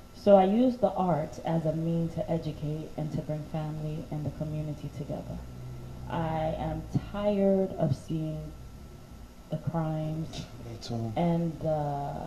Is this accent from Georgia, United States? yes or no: no; New York City, New York, United States; I grew up in Crown Heights in Brownsville. Well, yeah, East Flatbush.